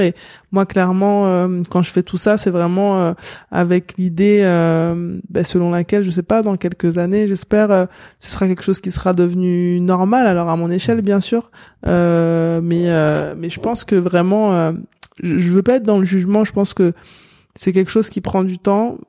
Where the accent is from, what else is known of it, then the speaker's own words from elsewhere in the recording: La Courneuve, Île-de-France, France; j'ai grandi comme je disais à la Courneuve